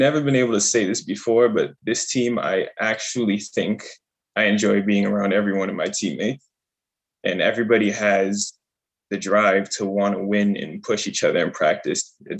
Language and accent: English; Worcester, Massachusetts, United States; it felt good because I'm from Worcester. So it felt good to play for, be able to have an opportunity to play for a team that's in Worcester.